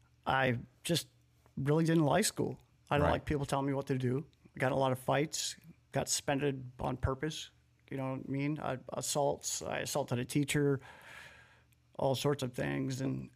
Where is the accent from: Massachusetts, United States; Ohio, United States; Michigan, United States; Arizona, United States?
Massachusetts, United States; Lowell; born there; I was born in Lowell, Massachusetts.